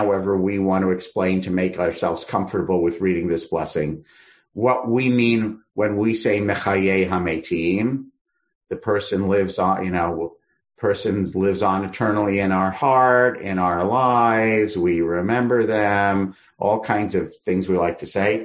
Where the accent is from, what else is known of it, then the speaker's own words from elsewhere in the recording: Northeast, United States; moved away as an adult; now in California, United States; I grew up in the Northeast